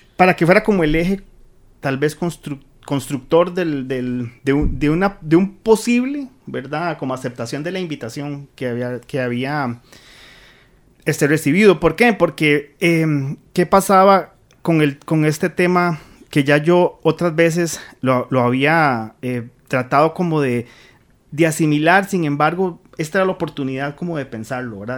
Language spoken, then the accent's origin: Spanish; Central Valley, Costa Rica; yo soy evidentemente del Valle Central